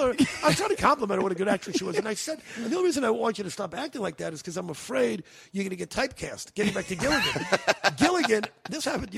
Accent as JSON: {"language": "English", "region": "New York", "country": "United States", "tie": "born or raised there", "also_born_or_lived": "California", "moved": "yes", "said": "growing up in New York"}